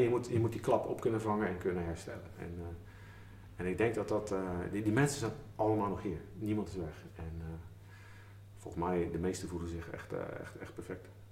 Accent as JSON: {"language": "Dutch", "town": "Schiedam", "region": "South Holland", "country": "Netherlands", "said": "ik kom eigenlijk uit Schiedam"}